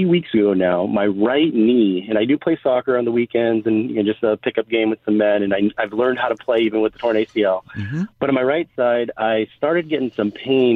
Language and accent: English; Diamond Bar, California, United States; I grew up in the Diamond Bar area